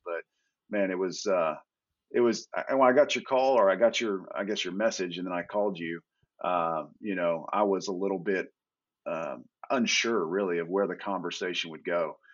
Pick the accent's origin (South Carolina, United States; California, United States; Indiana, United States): Indiana, United States; moved away as an adult; now in Texas, United States; I, grew up in Indiana